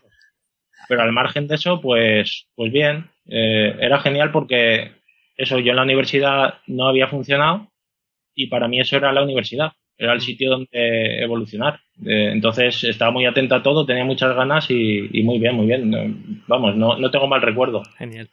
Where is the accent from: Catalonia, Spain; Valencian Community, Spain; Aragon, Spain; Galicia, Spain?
Valencian Community, Spain; Castellón de la Plana; also born or lived in Madrid; Y yo soy de Castellón